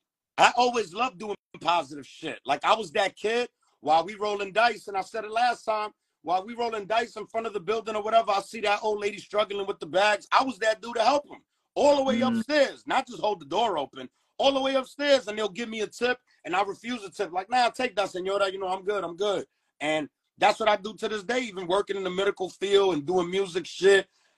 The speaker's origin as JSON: {"language": "English", "country": "Dominican Republic", "said": "You know, I come from the Caribbeans. I'm Dominican. So I've been there on New Year's in my aunt's house for years."}